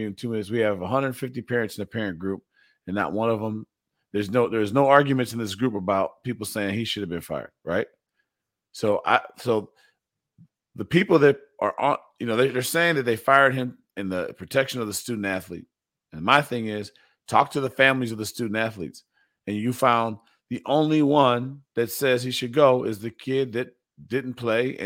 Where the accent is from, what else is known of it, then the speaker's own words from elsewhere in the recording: Evanston, Illinois, United States; I'm from Evanston